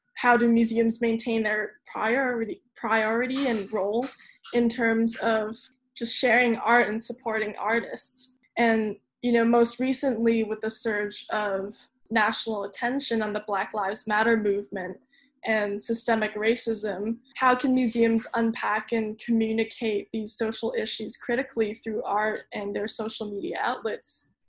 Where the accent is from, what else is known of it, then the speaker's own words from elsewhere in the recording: Hong Kong; moved away as an adult; also born or lived in Claremont, United States; Hong Kong, which is my hometown